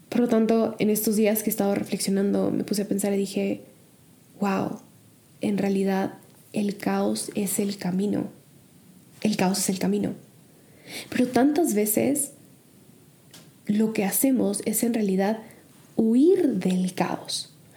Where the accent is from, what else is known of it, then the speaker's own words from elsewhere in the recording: Mexico; moved away as an adult; also born or lived in Chicago; México sigue siendo México, mi hogar sigue siendo mi hogar, mi familia sigue siendo mi familia